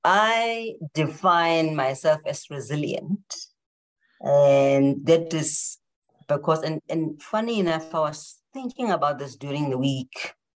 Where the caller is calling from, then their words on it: South Africa; I'm calling in from South Africa, so it's nighttime.